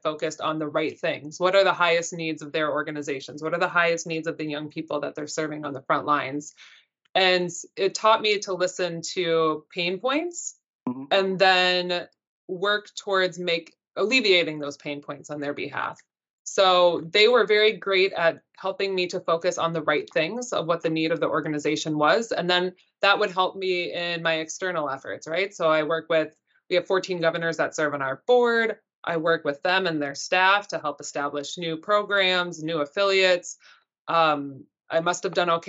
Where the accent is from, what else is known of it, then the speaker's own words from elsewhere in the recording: Northwest Minnesota, United States; now in Washington, D.C., United States; I grew up in Northwest Minnesota in a teeny tiny little farm and in a very cold community